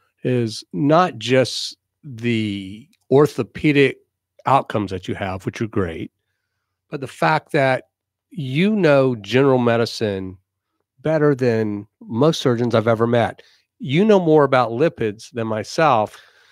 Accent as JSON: {"language": "English", "town": "Columbia", "region": "South Carolina", "country": "United States", "tie": "born or raised there", "said": "I grew up in Columbia, South Carolina. And Columbia, South Carolina has a fairly large Jewish community."}